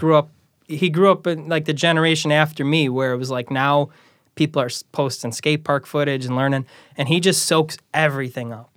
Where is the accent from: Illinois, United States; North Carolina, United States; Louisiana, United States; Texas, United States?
Illinois, United States; Chicago Ridge; I grew up in Chicago Ridge